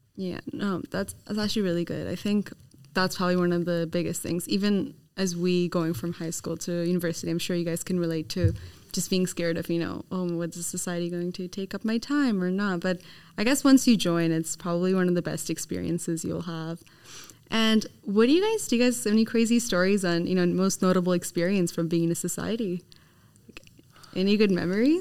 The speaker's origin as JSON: {"language": "English", "country": "Canada", "moved": "yes", "lives_now": "Sydney, Australia", "said": "I'm from Canada"}